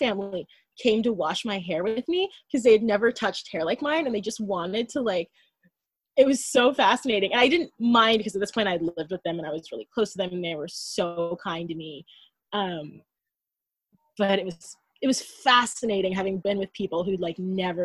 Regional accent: United States; I'm American

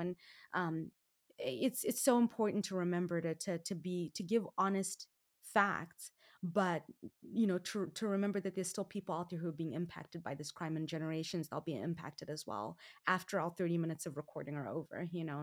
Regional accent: Zimbabwe; now in United States; I was born and raised in Zimbabwe, which is in Southern Africa

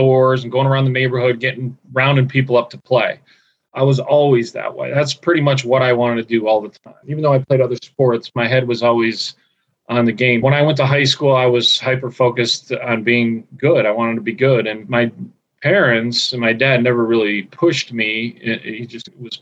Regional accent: Scranton, Pennsylvania, United States; I grew up in Scranton, Pennsylvania, the Green Ridge section of Scranton, a little neighborhood. I lived there my whole life until I went to college

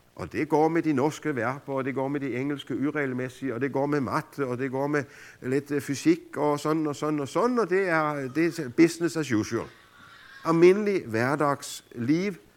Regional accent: Denmark

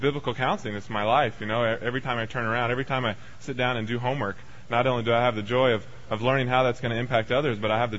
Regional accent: Texas, United States; I came out here from Texas with my main purpose in mind, yeah, go Texas, to study the Word and to be trained in the Bible.

